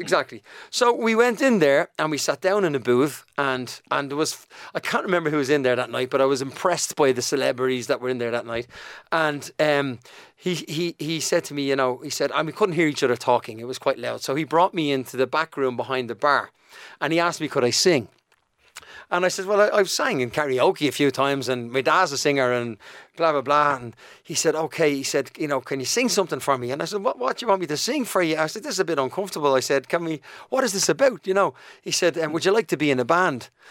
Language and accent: English; Dublin, Leinster, Ireland; accent: Dublin; also born or lived in United Kingdom; Shane and I grew up in Donnamid